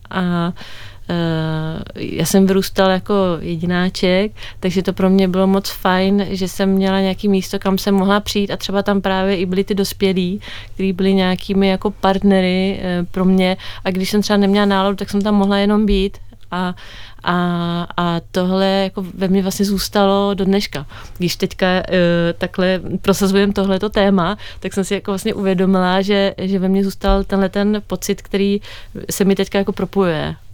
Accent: Stockholm, Stockholm County, Sweden; No, já jsem vyrůstala ve Švédsku, eh, ve Stockholmu

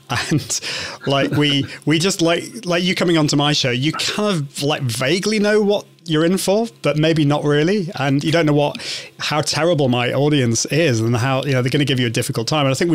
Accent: United Kingdom; accent: British; I'm from the UK. Can you understand my British accent?

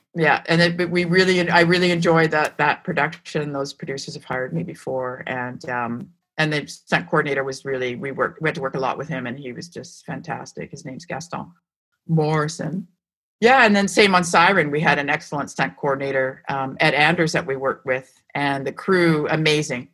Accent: Vancouver, British Columbia, Canada; also born or lived in Montreal; I was from Vancouver

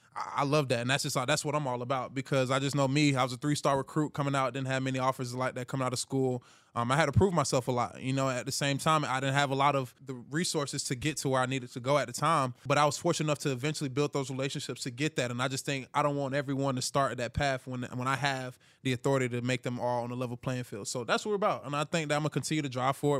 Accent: Hiram, Georgia, United States; moved away; I'm from Hiram, Georgia

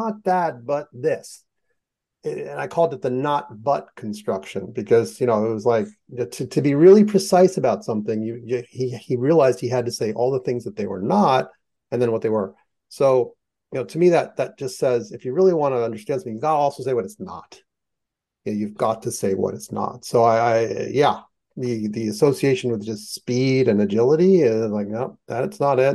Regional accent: United States; I am American

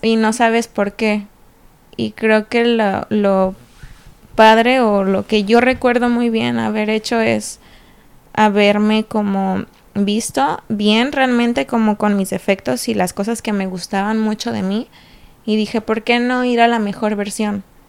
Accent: Puerto Vallarta, Jalisco, Mexico; moved away as an adult; also born or lived in Morelia, Michoacán; now in Monterrey, Mexico; soy nacida en Morelia, Michoacán y crecí en Puerto Vallarta

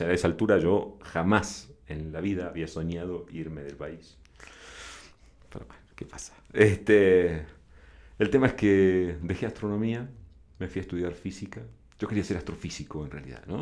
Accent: Argentina; moved away as an adult; also born or lived in Buenos Aires / La Plata; now in Mexico; soy argentino

